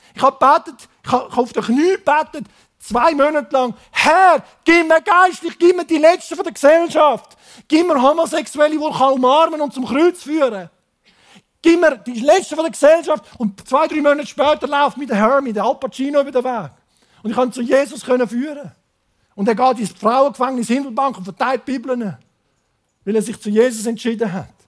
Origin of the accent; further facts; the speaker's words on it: Switzerland; accent: Zürich German; Ich komme aus dem Biotop Schweiz, ins Biotop Laos